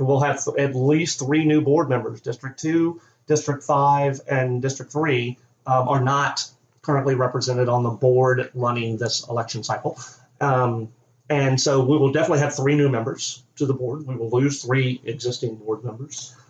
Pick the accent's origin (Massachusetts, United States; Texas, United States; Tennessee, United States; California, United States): Tennessee, United States; now in Maryland, United States; I'm originally from Tennessee. I was born and raised, you know, in Tennessee.